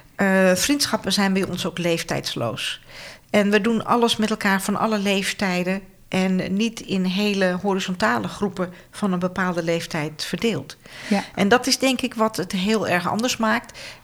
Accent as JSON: {"language": "Dutch", "region": "Friesland", "country": "Netherlands", "said": "Ik kom uit het noorden"}